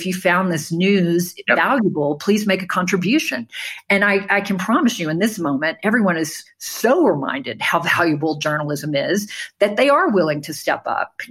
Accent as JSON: {"language": "English", "town": "New Orleans", "region": "Louisiana", "country": "United States", "said": "I'm from New Orleans"}